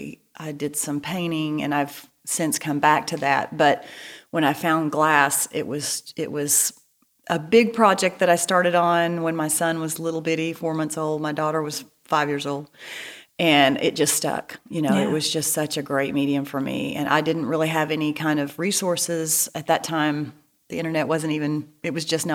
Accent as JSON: {"language": "English", "region": "East Texas", "country": "United States", "tie": "born or raised there", "moved": "yes", "lives_now": "Bentonville, United States", "said": "I'm from East Texas, as you can probably tell by this accent"}